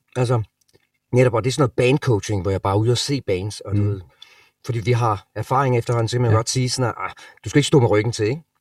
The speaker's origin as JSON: {"language": "Danish", "town": "Sønderborg", "region": "Southern Denmark", "country": "Denmark", "tie": "born or raised there", "also_born_or_lived": "Los Angeles, United States", "moved": "as an adult", "lives_now": "Copenhagen, Denmark", "said": "Sønderborg, hvor jeg er fra, som er syd øh, Jylland, Sønderjylland"}